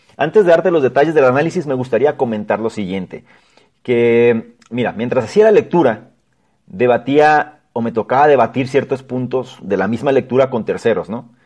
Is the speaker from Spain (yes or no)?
no; Mexico; como mexicanos